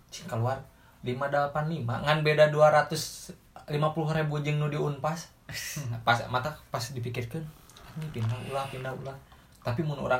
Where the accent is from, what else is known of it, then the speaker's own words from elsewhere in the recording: Cimahi, West Java, Indonesia; karena emang aku orang Cimahi dan kamu di Cimahi